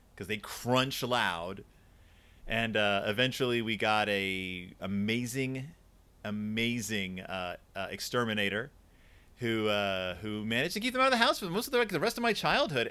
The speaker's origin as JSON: {"language": "English", "town": "Houston", "region": "Texas", "country": "United States", "tie": "born or raised there", "said": "I am from Houston, Texas"}